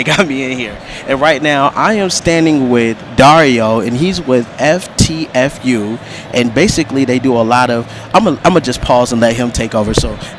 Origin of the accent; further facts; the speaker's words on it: Minnesota, United States; I'm from Minnesota